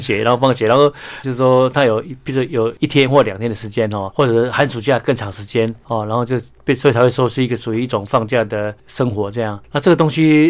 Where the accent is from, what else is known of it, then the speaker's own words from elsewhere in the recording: Keelung, Taiwan; 我的故乡